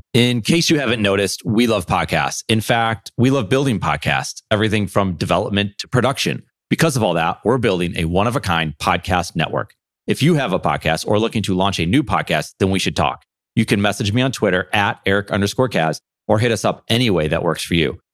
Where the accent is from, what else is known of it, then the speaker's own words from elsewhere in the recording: Buffalo, New York, United States; I grew up in Buffalo, New York